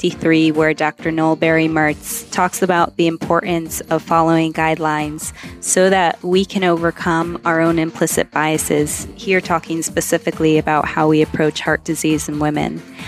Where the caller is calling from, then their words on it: Cambodia; I'm calling in from Cambodia, where I work as an editor for those weekly show notes.